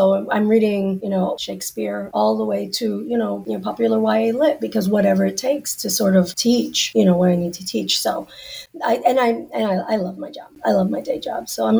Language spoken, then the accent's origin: English; Central Florida, United States; I grew up in Central Florida